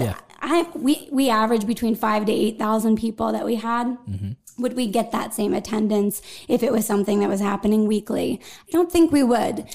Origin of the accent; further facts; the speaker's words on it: Greensburg, Pennsylvania, United States; also born or lived in New York; when I was a little girl, I grew up in Greensburg